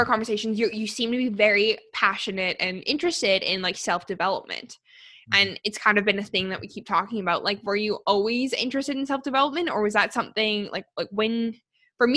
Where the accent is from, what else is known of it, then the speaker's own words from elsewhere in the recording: Calgary, Alberta, Canada; also born or lived in Australia; I grew up in Calgary and then I moved away to Australia for a couple years